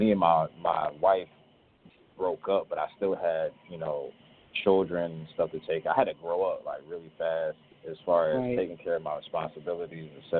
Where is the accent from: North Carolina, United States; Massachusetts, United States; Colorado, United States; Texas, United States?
North Carolina, United States; Charlotte; moved away as an adult; now in Los Angeles, United States; I've been living in L.A. for the last year, though I'm originally from Charlotte.